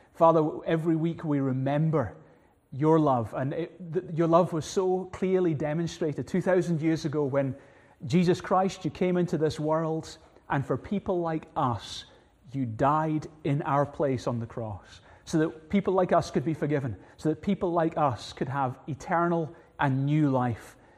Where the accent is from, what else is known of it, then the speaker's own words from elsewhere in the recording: Glasgow, Scotland, United Kingdom; growing up in Glasgow, we had little, two little cats